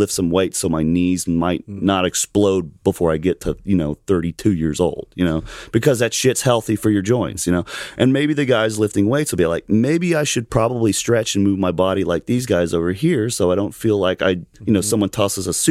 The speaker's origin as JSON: {"language": "English", "region": "Alabama", "country": "United States", "said": "I'm from Alabama"}